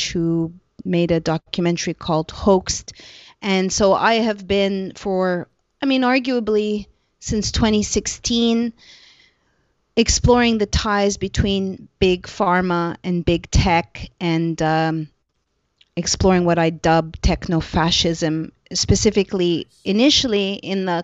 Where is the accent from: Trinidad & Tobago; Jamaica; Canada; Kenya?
Canada; I am a Canadian